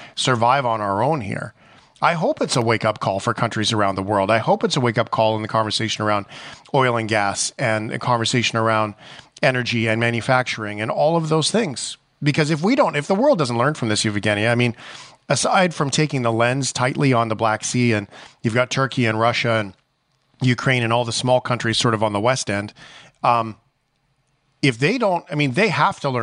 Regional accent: Canada; as a Canadian

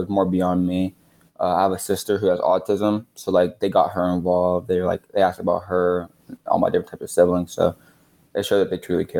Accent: Philadelphia, Pennsylvania, United States; I'm kids from Philadelphia, so.

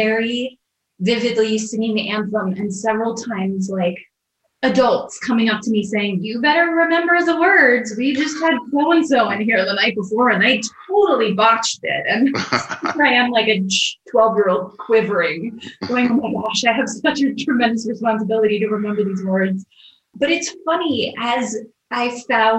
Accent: Orlando, Florida, United States; I grew up in Orlando, Florida

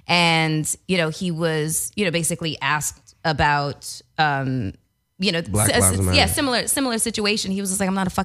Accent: Canada; accent: Canadian; That was my Canadian accent

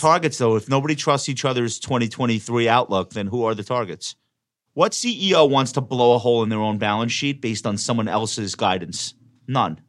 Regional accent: New York, United States; I'm a New Yorker.

